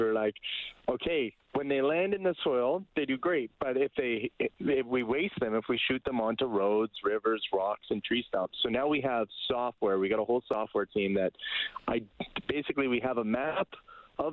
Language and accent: English; Kelowna, British Columbia, Canada; Bryce and I were both co-founders and brothers, and we grew up in Kelowna. And the year after we moved there, so it was in 2003